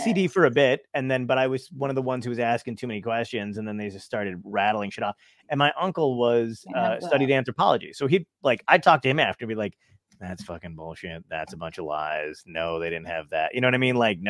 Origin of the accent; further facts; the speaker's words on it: Brooklyn, New York, United States; You know, I was born in Brooklyn. So I'm from Brooklyn. My whole family is from Brooklyn.